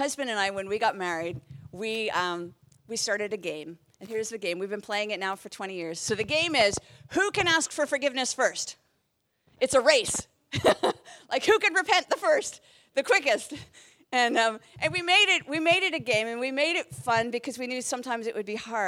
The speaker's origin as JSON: {"language": "English", "country": "Canada", "also_born_or_lived": "Southern England", "moved": "as an adult", "said": "I moved from Canada to the UK"}